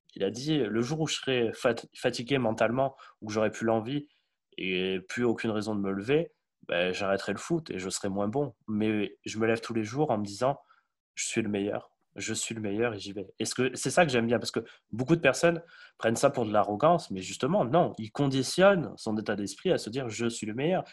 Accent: Portugal; je suis portugais

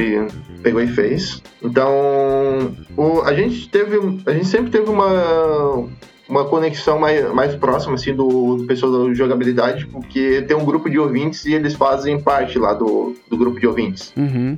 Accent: Criciúma, Santa Catarina, Brazil; eu sou, sou de Santa Catarina, nasci, nasci em Criciúma aqui

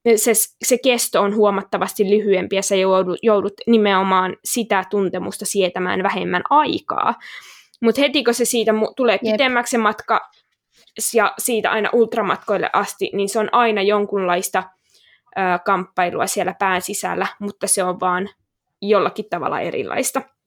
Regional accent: Kokkola, Central Ostrobothnia, Finland; moved away as an adult; also born or lived in Jyväskylä; now in Helsinki, Finland; mä oon siis alun perin Kokkolasta kotoisin

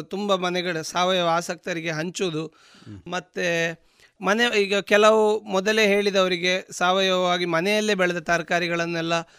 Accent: Dakshina Kannada, Karnataka, India; ನಮ್ಮ ದಕ್ಷಿಣ ಕನ್ನಡದ ಇಲ್ಲಿಯ ವೆದರ್

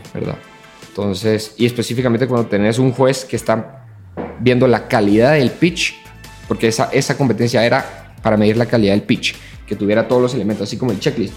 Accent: Guatemala

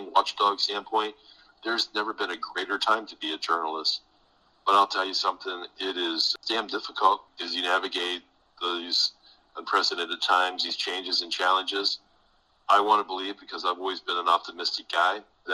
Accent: Coshocton, Ohio, United States; moved away as an adult; now in Louisville, United States; when I was a high school student in my hometown in Coshocton, Ohio

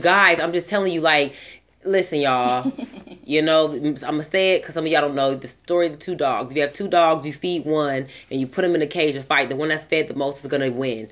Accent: Southern California, United States; I grew up in Southern California mm-hmm. in the 90s.

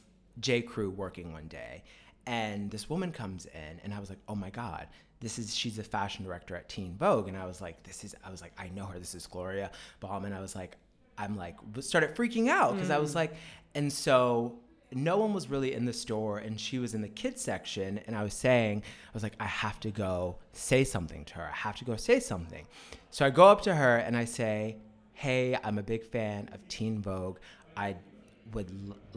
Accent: Richmond, Virginia, United States; moved away as an adult; also born or lived in Washington, D.C. / New York; now in Sydney, Australia; I'm from Virginia, Richmond, Virginia

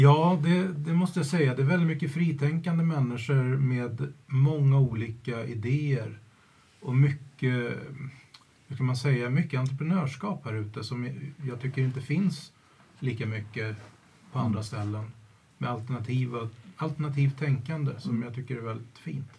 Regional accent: Järna, Stockholm County, Sweden; also born or lived in Pershagen; jag har vuxit upp i Pershagen och Järna

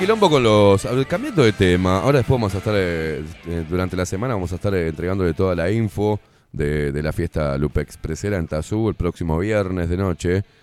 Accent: Uruguay; soy uruguayo, no soy porteño, ¿eh? Soy uruguayo, vengo de familia porteña

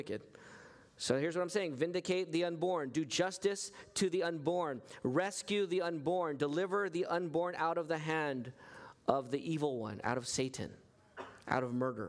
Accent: United States; I'm an American citizen

